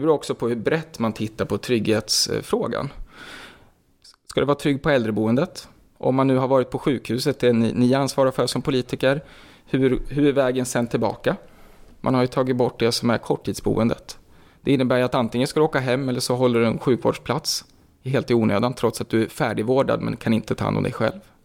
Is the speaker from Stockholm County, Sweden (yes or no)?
no; Gävle, Gävleborg County, Sweden; så är jag i grunden en bomullsbo. Uppvuxen där ute